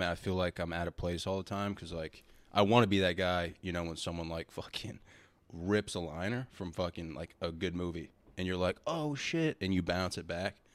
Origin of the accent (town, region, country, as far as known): Rhode Island, United States